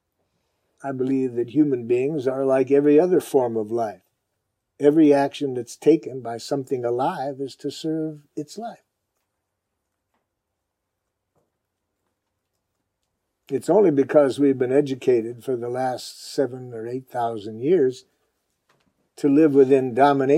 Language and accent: English; Detroit, Michigan, United States; Growing up in Detroit